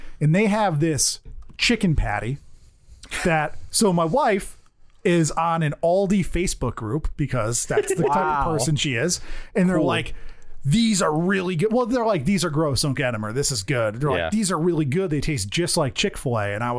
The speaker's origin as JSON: {"language": "English", "country": "United States", "said": "Because I'm an American."}